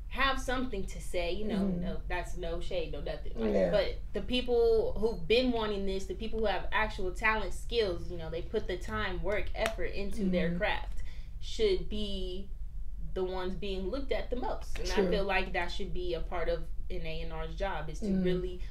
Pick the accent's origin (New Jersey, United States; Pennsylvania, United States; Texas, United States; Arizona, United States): Arizona, United States; Mesa; I was born in Mesa, Arizona